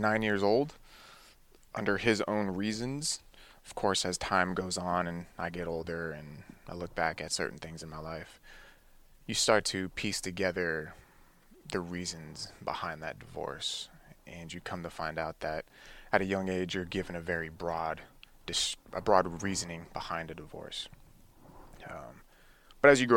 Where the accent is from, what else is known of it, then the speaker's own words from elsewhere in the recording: Livermore, California, United States; also born or lived in Oceanside, California; we ended up moving to the Bay Area in the East Bay, so living in Livermore area. And I've been there ever since